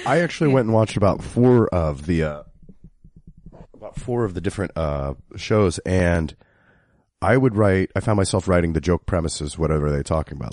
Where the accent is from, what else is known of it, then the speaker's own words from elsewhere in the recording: Kansas City, United States; I'm from Kansas City, which is right in the middle of it